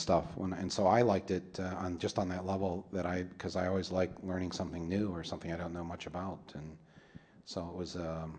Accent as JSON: {"language": "English", "country": "United States", "said": "And we don't know many things as Americans about the rest of the world."}